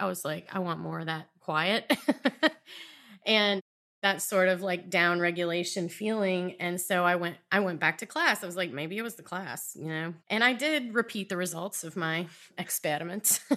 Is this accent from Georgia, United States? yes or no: yes; South Georgia, United States; moved away as an adult; also born or lived in Virginia; now in Baltimore, United States; lived in Virginia most of my adult life and grew up in South Georgia